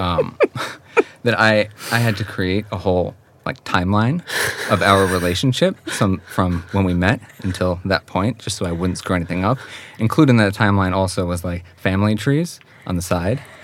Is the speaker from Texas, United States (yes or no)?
no; Hawthorne, New York, United States; moved away as an adult; now in Sweden; Westchester County. And that's where I grew up and um, spent my whole childhood until I went away to college